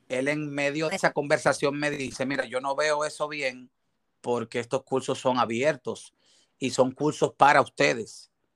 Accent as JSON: {"language": "Spanish", "town": "Bajos de Haina", "region": "San Cristóbal", "country": "Dominican Republic", "tie": "born or raised there", "also_born_or_lived": "Santo Domingo", "said": "Yo nazco en Santo Domingo, un 3 de agosto del 82, tengo 40 años eh, soy nativo de Jaina"}